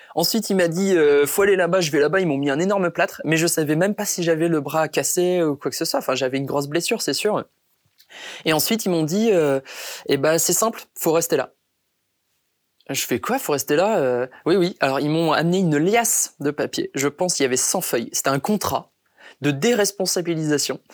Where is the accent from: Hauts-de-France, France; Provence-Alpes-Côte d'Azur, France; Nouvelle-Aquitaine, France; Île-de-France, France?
Hauts-de-France, France; Béthune; also born or lived in Brisbane, Australia; ramener cette victoire à Béthune, au final, c'était une, euh, une médaille que j'avais envie de partager avec avec tous les gens qui ont partagé mon enfance